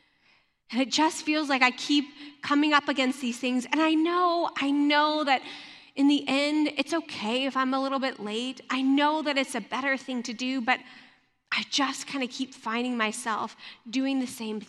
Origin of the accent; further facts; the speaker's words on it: Louisiana, United States; moved away; also born or lived in Michigan; I grew up in Louisiana, and it snowed maybe 3 or 4 times in my life